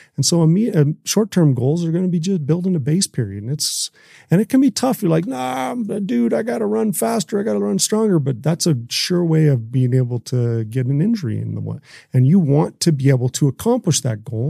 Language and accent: English; Canada